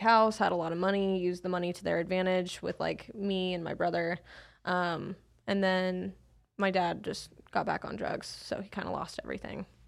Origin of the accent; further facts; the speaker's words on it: Salt Lake City, Utah, United States; I grew up in Salt Lake City, Utah